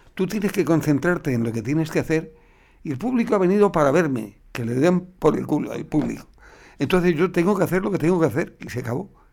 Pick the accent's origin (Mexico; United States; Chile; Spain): Spain; Cáceres, Extremadura; moved away as an adult; aquí he vivido 20 años